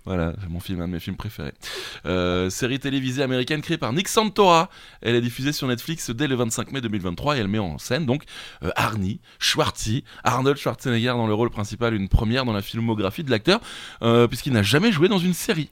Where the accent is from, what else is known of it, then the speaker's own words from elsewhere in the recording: France; accent: French; mon accent français